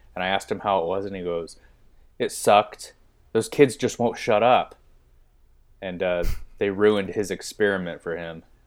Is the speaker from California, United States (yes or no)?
yes; Bakersfield, California, United States; moved away; also born or lived in Bay Area; I'm from the Bakersfield area